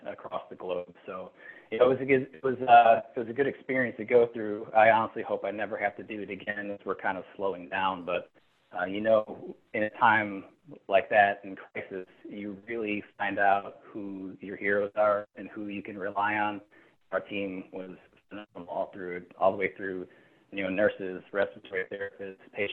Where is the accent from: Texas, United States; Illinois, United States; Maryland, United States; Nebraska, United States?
Illinois, United States; Chicago; moved away as an adult; also born or lived in Nashville, Tennessee; I grew up in Chicago, went to med school there with you, obviously at Loyola